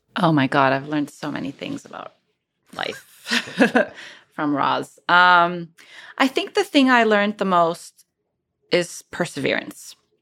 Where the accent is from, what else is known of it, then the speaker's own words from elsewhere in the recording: Cairo, Cairo Governorate, Egypt; moved away as an adult; also born or lived in Cambridge, United Kingdom; now in United States; I moved from Cairo to Cambridge, U K to do my P H D